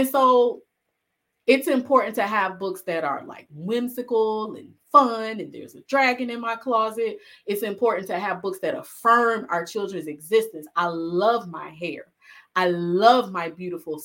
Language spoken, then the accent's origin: English; Alabama, United States; I'm originally from Alabama